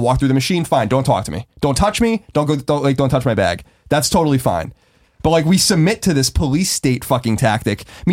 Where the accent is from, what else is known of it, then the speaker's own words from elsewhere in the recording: New York, United States; I'm from New York